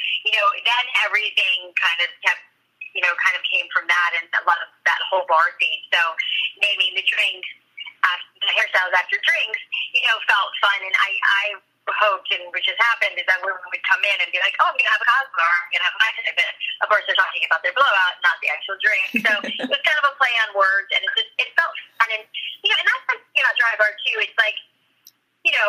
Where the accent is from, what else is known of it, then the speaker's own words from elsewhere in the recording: Boca Raton, Florida, United States; moved away; I grew up in Boca Raton